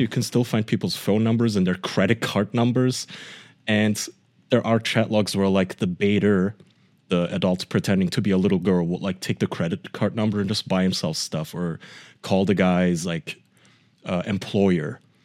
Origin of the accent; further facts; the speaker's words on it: Germany; English is a second language; moved away; I grew up in Germany in my preteen years and teen years